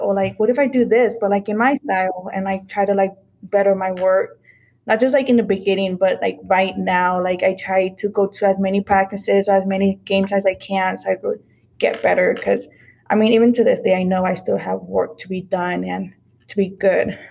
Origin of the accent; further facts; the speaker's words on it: Phoenix, Arizona, United States; My hometown is um, Phoenix.